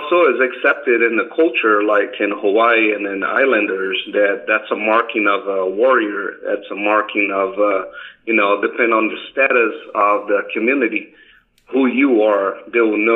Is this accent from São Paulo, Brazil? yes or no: yes; São Paulo, Brazil; moved away as an adult; also born or lived in Japan; now in Las Vegas, United States; Born and raised, yeah. I was born in São Paulo, 1974. Born and raised São Paulo all the way up to I was 19 years old when I left